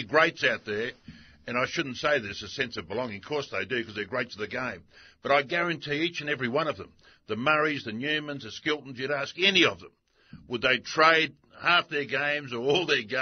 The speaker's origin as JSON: {"language": "English", "country": "Australia"}